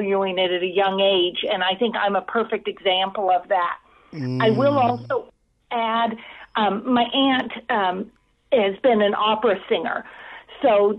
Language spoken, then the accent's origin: English; Southern California, United States; I grew up in Southern California.